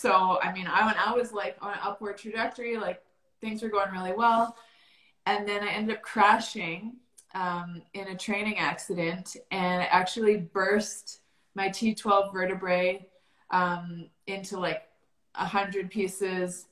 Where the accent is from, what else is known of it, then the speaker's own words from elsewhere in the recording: Calgary, Alberta, Canada; I grew up here in Calgary, Alberta, Canada